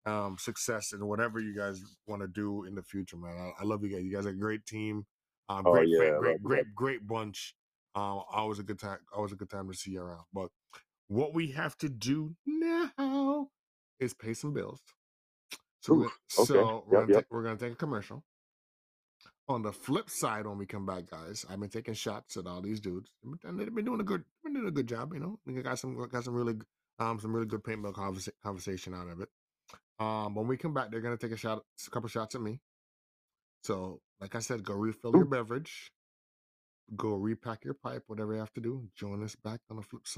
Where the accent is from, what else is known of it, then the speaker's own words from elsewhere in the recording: Jamaica; I was born in Jamaica